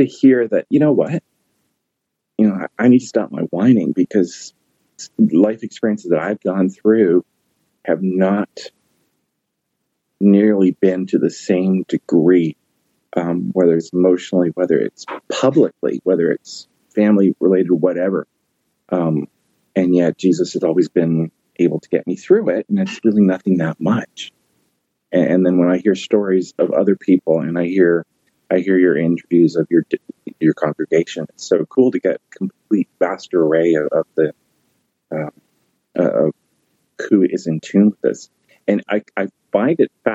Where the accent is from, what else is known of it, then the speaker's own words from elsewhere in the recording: Toronto, Ontario, Canada; I grew up in here in the Toronto church going